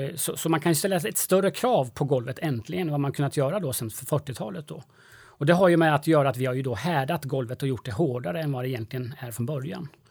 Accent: Sweden; vi svenskar

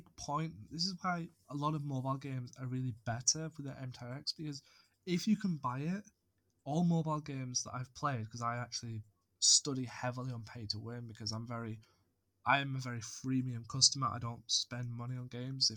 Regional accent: United Kingdom; I'm British

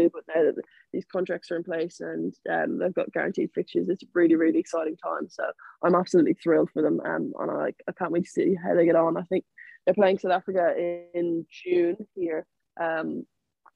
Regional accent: Ireland; moved away as an adult; I moved away from Ireland

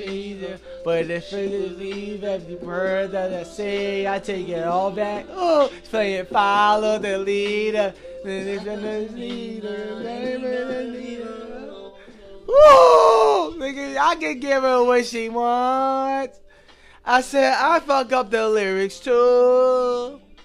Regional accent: Binghamton, New York, United States; also born or lived in New Jersey; I'm from Binghamton due, due to the fact that I've been here longer. Yes, I was born out in New Jersey. I was there until, like, two thousand

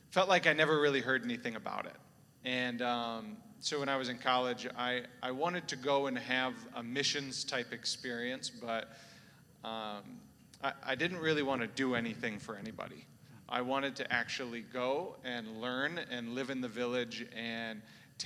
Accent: South Dakota, United States; I'm originally from South Dakota. Maybe the first person you've ever seen from South Dakota

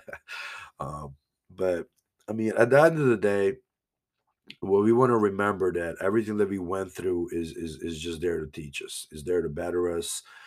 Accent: Banja Luka, Republika Srpska, Bosnia & Herzegovina; moved away; I used to tell people I'm from Bosnia

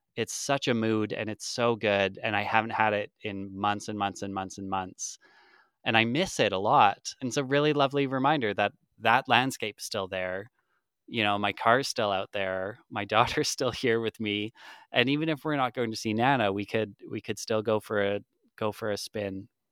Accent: Lethbridge, Alberta, Canada; now in Calgary, Canada; I'm from, or I live in Calgary, uh, I'm from Lethbridge, which is about two hours away, and that's where my mom is

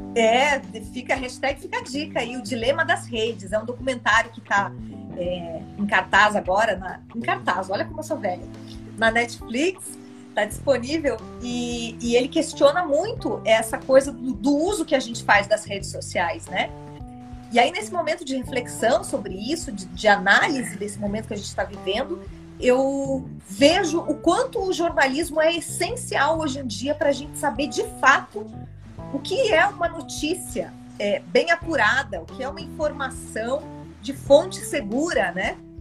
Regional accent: Guarapuava, Paraná, Brazil; eu nasci no interior, Tiago. Eu nasci numa cidade chamada Guarapuava, no Paraná

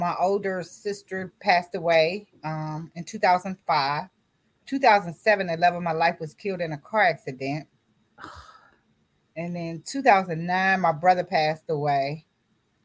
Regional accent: Washington, District of Columbia, United States; also born or lived in Roxboro, North Carolina; I was born in North Carolina, Roxboro, North Carolina. And my parents moved to the DMV when I was 6 months old. So I was raised in D.C., Washington, D.C.

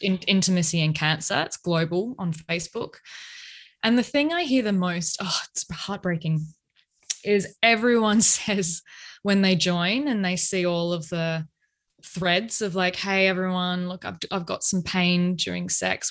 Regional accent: Australia; accent: Australian; now in Melbourne, Australia; you may tell by my accent that I am in Australia. I'm way down the bottom in A I B, scorching hot Melbourne right now

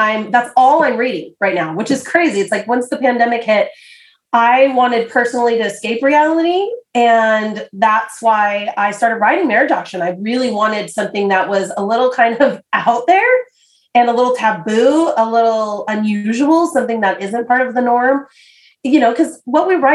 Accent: United States; I'm an American

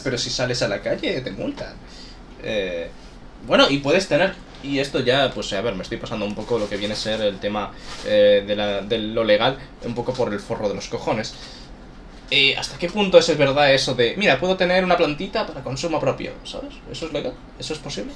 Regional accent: Galicia, Spain; Soy gallego

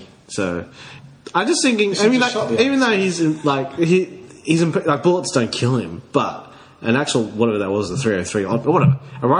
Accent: Australia; Because I'm Australian, so I don't know what ice is.

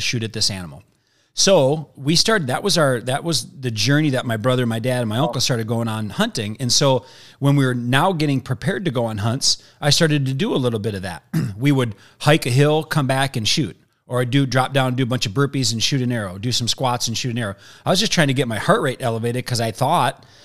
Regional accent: Wisconsin, United States; moved away as an adult; now in Arizona, United States; I'm from Wisconsin

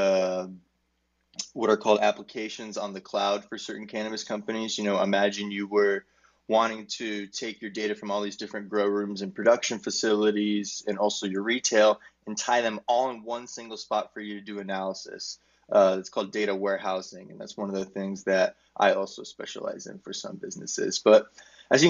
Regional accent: Arizona, United States; I'm from Arizona in the United States.

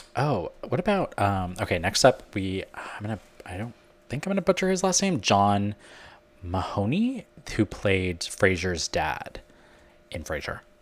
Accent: Canada; now in United States; I'm Canadian and living in America.

